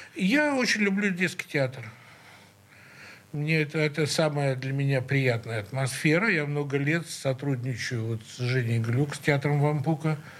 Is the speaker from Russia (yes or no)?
yes; Saint Petersburg, Russia; мы все из Снегиревки